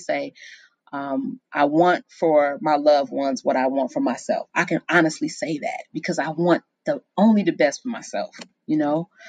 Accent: Chicago, Illinois, United States; moved away; I'm from Chicago

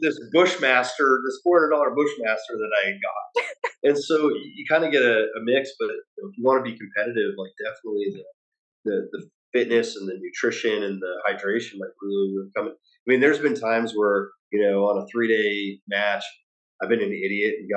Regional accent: Idaho, United States; now in North Carolina, United States; I grew up in Idaho

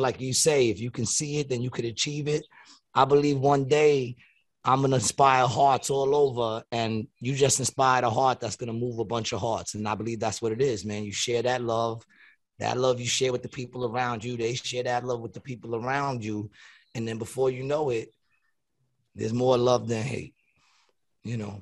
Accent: New York City, New York, United States; now in Atlantic City, United States; I grew up in Queens, New York

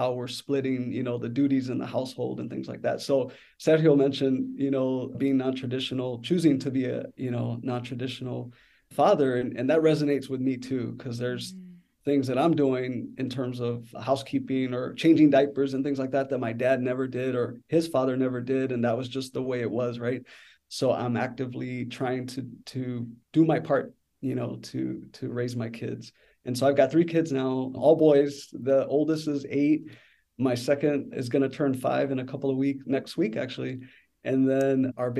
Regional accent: San Antonio, Texas, United States; now in Chicago, United States; I grew up in San Antonio, Texas. So I'm a proud Tejano

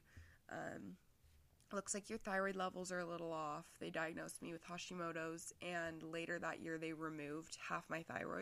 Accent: Salt Lake City, Utah, United States; I'm from Salt Lake.

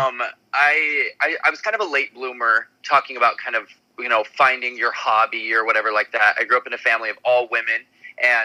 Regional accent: Salt Lake City, Utah, United States; I'm from Salt Lake City, Utah, and musical theater is really prevalent there

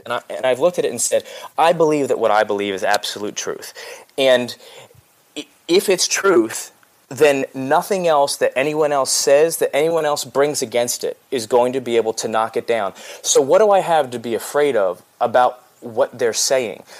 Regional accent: outside of Philadelphia, Pennsylvania, United States; moved away as an adult; also born or lived in Los Angeles, United States / the South, United States; I was born outside of Philadelphia and raised there

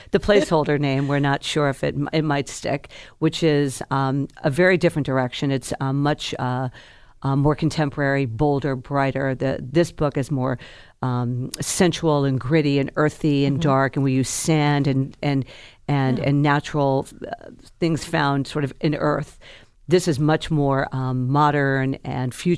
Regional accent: the South, United States; I'm from the South

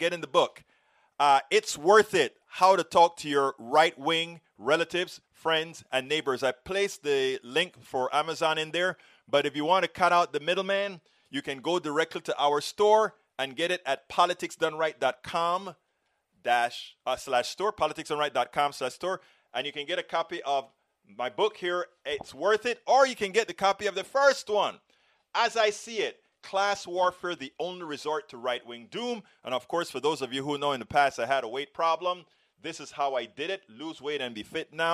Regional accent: Panama; moved away; we grew up together back in Panama

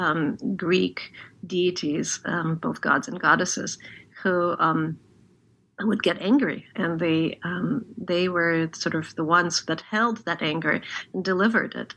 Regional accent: Odesa, Odesa Oblast, Ukraine; first language Russian; English is a second language; Russian, which this book was translated from, and which is my native language, although I'm from Odessa, Ukraine

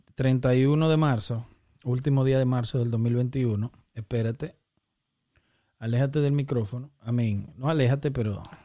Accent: Santo Domingo, Distrito Nacional, Dominican Republic; Y nos criamos en Santo Domingo

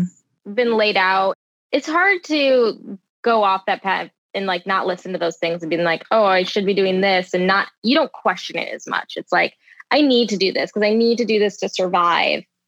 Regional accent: Michigan, United States; Both my parents they met at a GM factory because I'm from Michigan. So um, everyone in my family, all my aunts and uncles, all worked at either Ford or GM.

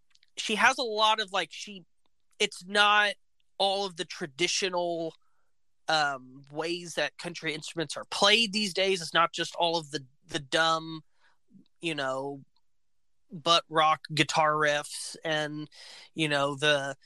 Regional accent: Alabama, United States; I was born in Alabama

